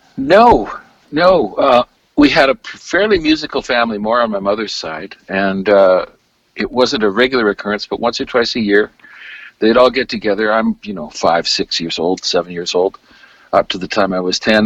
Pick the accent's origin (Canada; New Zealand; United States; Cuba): Canada; Alberta; moved away as an adult; now in Victoria, Canada; I was born here and moved back to Alberta when my parents broke up at uh, the age of eight